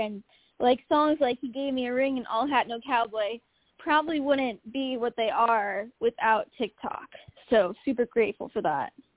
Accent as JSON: {"language": "English", "town": "Omaha", "region": "Nebraska", "country": "United States", "tie": "born or raised there", "moved": "as an adult", "lives_now": "Nashville, United States", "said": "my hometown of Omaha, Nebraska."}